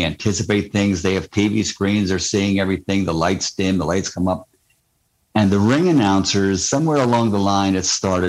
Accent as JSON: {"language": "English", "town": "Philadelphia", "region": "Pennsylvania", "country": "United States", "tie": "born or raised there", "said": "I'm an Eagles fan, born and raised in Philly and everything."}